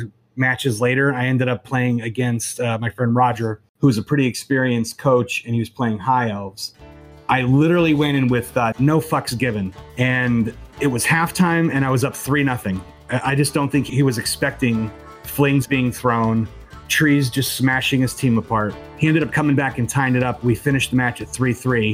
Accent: Pennsylvania, United States; now in Florida, United States; I live in Florida now, but I was from Pennsylvania originally

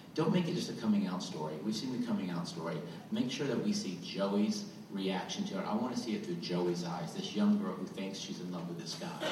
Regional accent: Goose Creek, North Carolina, United States; I'm from Goose Creek, North Carolina

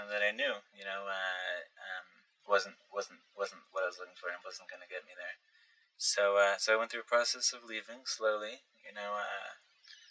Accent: Passaic, New Jersey, United States; I grew up in Passaic, New Jersey

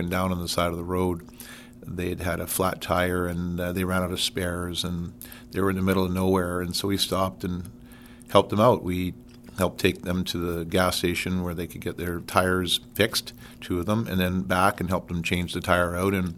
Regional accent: Port Alberni, British Columbia, Canada; also born or lived in Fraser Valley, British Columbia; I was born and raised in British Columbia. Actually, Port Alberni, British Columbia, on Vancouver Island

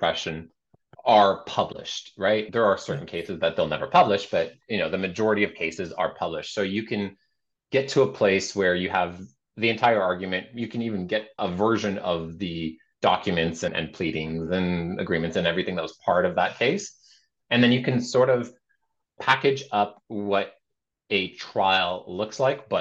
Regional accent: Canada; we're Canadian

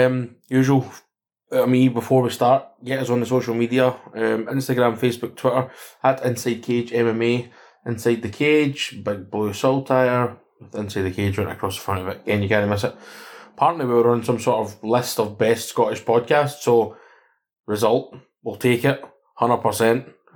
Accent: Canada; born there; I was born in Canada, so I take it back.

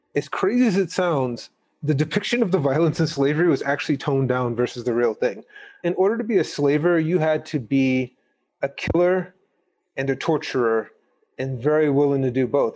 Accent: Gary, Indiana, United States; I'm from Gary, Indiana, and I went to an all-black magnet program.

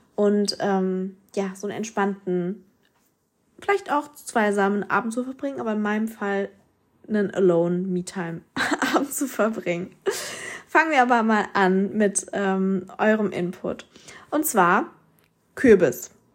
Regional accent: Mannheim, Baden-Württemberg, Germany; bei uns in Mannheim

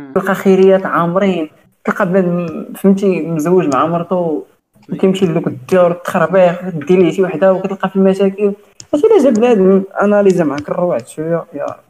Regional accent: Morocco; احنا عندنا في المغرب

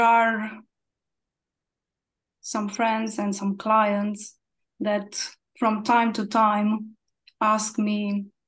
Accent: Cluj-Napoca, Cluj County, Romania; from Romania and from Cluj-Napoca.

